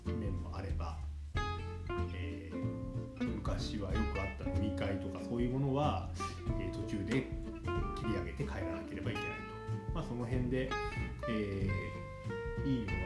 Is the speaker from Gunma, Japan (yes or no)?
yes; Shibukawa, Gunma, Japan; 今回はこの上越線の私たちの地元敷島駅佃駅この辺りをフォーカスしてお